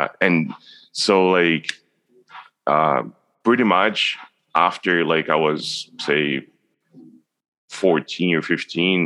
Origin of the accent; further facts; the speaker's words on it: Brazil; now in Canada; I grew up in Brazil